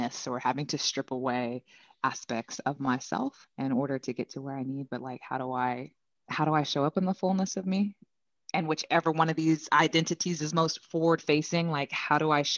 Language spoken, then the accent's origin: English; California, United States; born and raised in California, so repping Cali hard